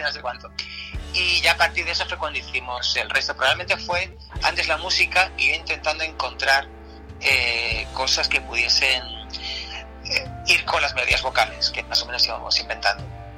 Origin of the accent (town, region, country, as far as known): Andalusia, Spain